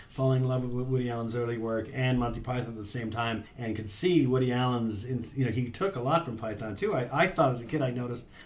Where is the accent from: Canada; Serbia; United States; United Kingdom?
Canada; we're Canadian.